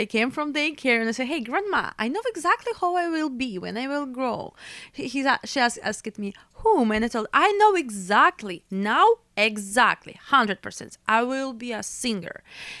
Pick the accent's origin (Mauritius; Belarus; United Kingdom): Belarus; English is a second language; Because I'm from Europe, Belarus, and I used to work all over Europe.